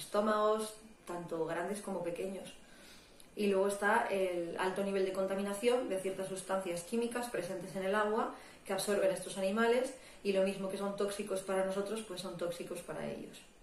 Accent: Asturias, Spain; nací en el Principado de Asturias, que está al norte de España

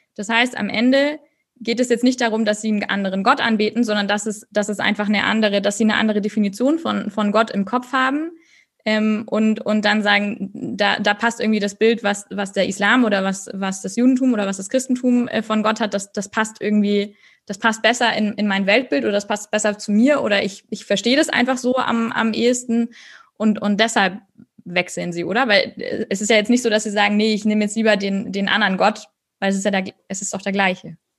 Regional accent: Northern Germany, Germany; du bist auch ein Nordlicht, so wie ich.

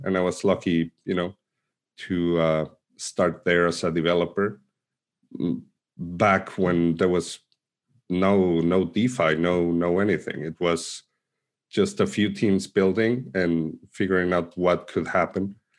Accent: Argentina; moved away; also born or lived in Mexico City, Mexico; I was born in Argentina, but I uh, used to live in Mexico City, and I came back to Argentina around 2011

